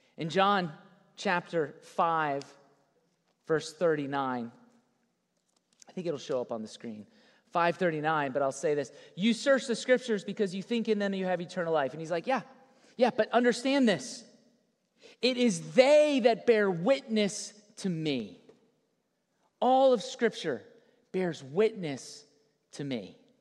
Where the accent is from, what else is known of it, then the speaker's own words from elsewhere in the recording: South Florida, United States; Born and raised in South Florida